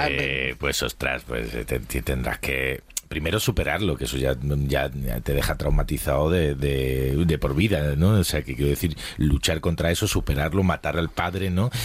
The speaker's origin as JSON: {"language": "Spanish", "town": "Málaga", "region": "Andalusia", "country": "Spain", "moved": "yes", "lives_now": "Madrid, Spain", "said": "yo me fui de mi ciudad de origen, eh, pues, ha sido muy necesario en, mi vida en Madrid, si no, me, habría, me habría dado algo chungo, me habría vuelto a Málaga"}